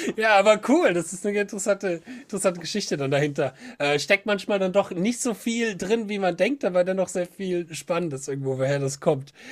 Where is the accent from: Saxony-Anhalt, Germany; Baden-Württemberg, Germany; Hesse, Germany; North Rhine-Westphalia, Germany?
Hesse, Germany; Bad Schwalbach; ich komme aus Bad Schwalbach, das ist unten bei Wiesbaden